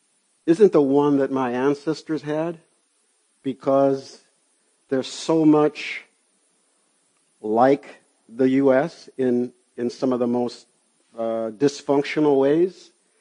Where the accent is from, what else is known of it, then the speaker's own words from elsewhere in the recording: Chicago, Illinois, United States; Growing up in Chicago in the 50s, I think one of the benefits from growing up on the far south side, which had so much nature